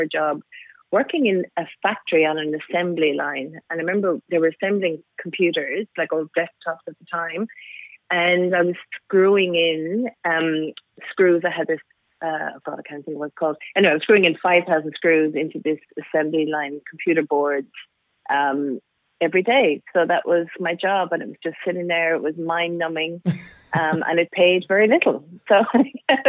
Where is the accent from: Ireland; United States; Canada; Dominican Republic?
Ireland; Cork, Munster; moved away; I was born in Ireland, in Cork, so way down the southern tip of Ireland.